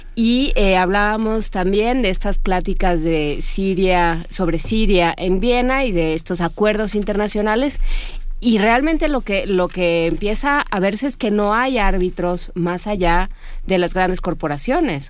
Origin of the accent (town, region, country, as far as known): Mexico